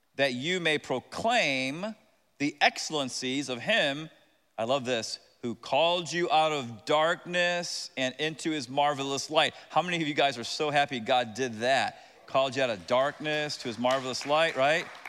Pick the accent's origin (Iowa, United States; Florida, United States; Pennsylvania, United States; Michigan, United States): Florida, United States; Tampa; moved away; I am from Tampa. Very proud of it. My dad used to park cars